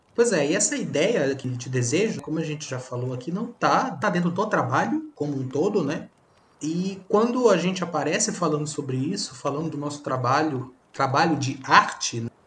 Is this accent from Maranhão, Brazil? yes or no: yes; Maranhão, Brazil; nós somos do Maranhão.